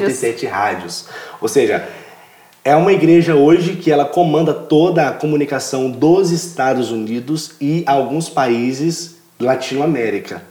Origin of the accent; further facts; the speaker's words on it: Ipatinga, Minas Gerais, Brazil; moved away as an adult; also born or lived in Vila Velha, Espírito Santo; sou de Minas Gerais, da cidade de Patinga